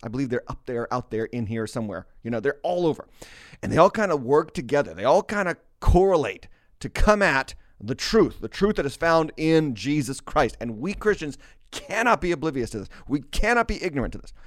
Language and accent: English; Massachusetts, United States; my home state of Barnstable, uh, of Massachusetts